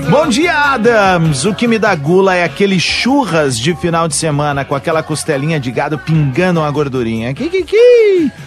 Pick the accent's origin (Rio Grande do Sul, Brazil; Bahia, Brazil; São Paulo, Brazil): Rio Grande do Sul, Brazil; Viamão; quando era piá em Viamão